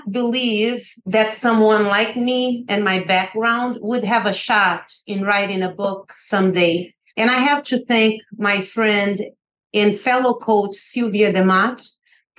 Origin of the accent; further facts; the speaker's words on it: Brazil; now in United States; I grew up in poverty in Brazil